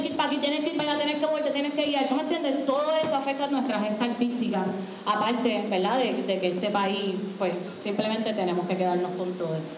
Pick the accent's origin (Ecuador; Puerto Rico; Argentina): Puerto Rico; yo soy del área azul de uno de los pueblos más pobres del país, de uno de los pueblos donde más gente negra vive, de ahí yo vengo